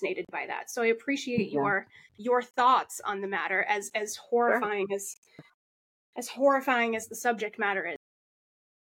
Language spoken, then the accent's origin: English; Massachusetts, United States; I grew up in the Massachusetts foster care system